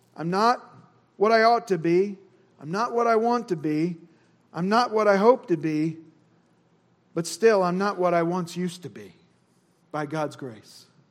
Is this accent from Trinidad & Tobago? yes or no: no; Indiana, United States; I'm from Indiana. We say lawyer